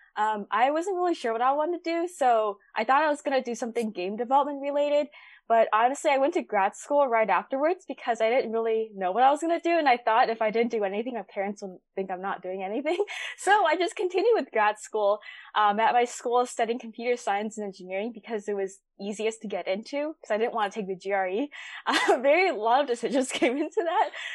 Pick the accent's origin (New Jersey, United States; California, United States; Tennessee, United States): California, United States; Bay Area; born and raised in the Bay Area